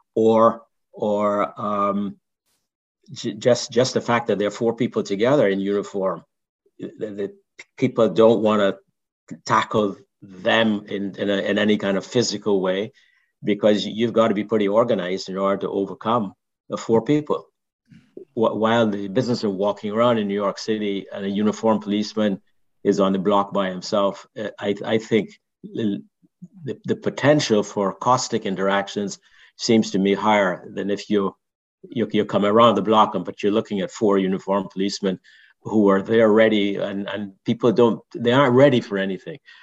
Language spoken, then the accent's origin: English; Barbados; now in United States; I grew up in Barbados